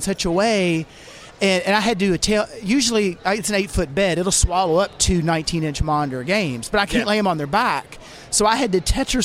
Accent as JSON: {"language": "English", "town": "Louisville", "region": "Kentucky", "country": "United States", "said": "I'm from Louisville"}